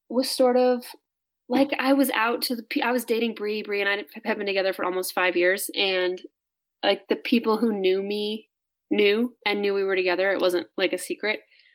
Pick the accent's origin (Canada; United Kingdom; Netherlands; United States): United States; Midwest; And I think I was just insecure and sort of hiding behind like how I felt growing up in the Midwest